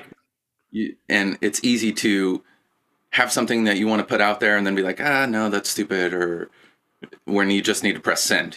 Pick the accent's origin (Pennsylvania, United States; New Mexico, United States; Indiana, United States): Indiana, United States; Lebanon; moved away